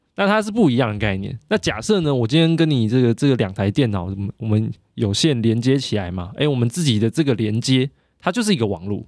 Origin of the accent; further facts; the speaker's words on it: Taiwan; 我是台湾人欸